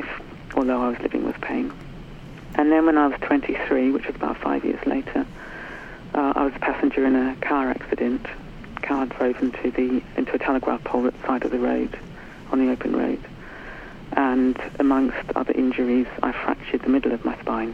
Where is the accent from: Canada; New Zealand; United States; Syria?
New Zealand; now in United Kingdom; I was brought up in New Zealand in the 60s